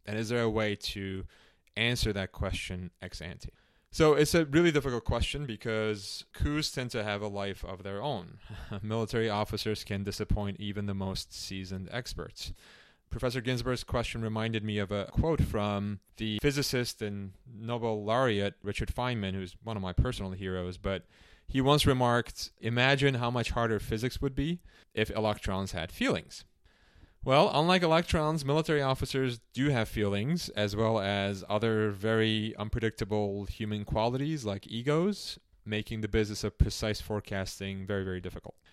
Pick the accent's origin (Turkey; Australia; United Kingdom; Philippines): Turkey; Istanbul; moved away; also born or lived in Chicago; I was born in Istanbul, Turkey, at a time when the country was under military rule.